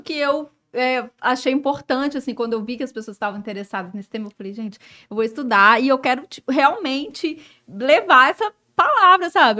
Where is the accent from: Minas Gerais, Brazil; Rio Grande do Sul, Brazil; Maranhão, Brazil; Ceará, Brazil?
Minas Gerais, Brazil; Belo Horizonte; moved away as an adult; now in Rio de Janeiro, Brazil; eu sou de BH, né? Eu sou mineira.